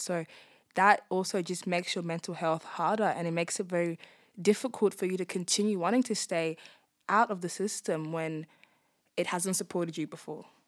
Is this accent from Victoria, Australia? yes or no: no; Darwin, Northern Territory, Australia; I'm born and bred in Darwin.